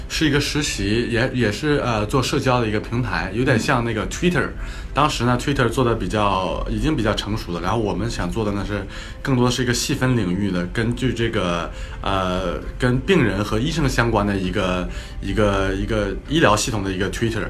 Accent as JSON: {"language": "Chinese", "region": "northern China", "country": "China", "said": "因为我是北方人嘛"}